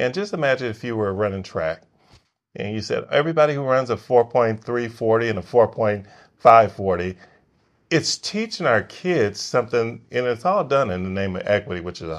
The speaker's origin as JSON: {"language": "English", "town": "Los Angeles", "region": "California", "country": "United States", "tie": "born or raised there", "lives_now": "Frisco, United States", "said": "I grew up in the hood. I grew up in South Central LA, and if had I known I was going to be living in Frisco, Texas"}